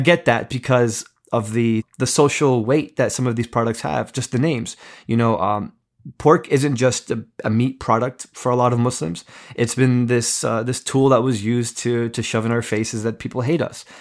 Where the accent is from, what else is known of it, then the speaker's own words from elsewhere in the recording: East Coast, United States; I grew up in America, grew up in the East Coast